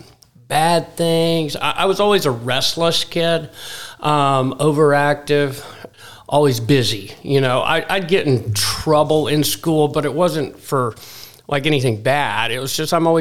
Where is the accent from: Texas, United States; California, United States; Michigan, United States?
Texas, United States; Dallas; moved away as an adult; also born or lived in Hugoton, Kansas / Wichita, Kansas / Arkansas / Phoenix, Arizona; I was born in Hugoton, Kansas, which is a real small town out west, southwest by Dodge City, Ulysses. Then we moved to Wichita when I was, I think, about two. And then we moved to Dallas when I was five.